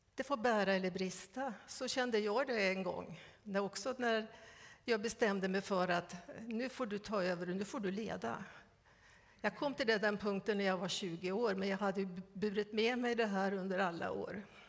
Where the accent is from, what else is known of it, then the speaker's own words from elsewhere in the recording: Västernorrland County, Sweden; Vi är födda samma år. Och vi har båda växt upp i Ångermanland.